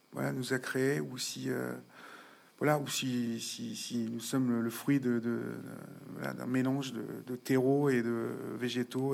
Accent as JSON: {"language": "French", "town": "Évreux", "region": "Normandy", "country": "France", "tie": "born or raised there", "moved": "as an adult", "lives_now": "Paris, France", "said": "en province, je suis d'Evreux, parents petits bourgeois de province"}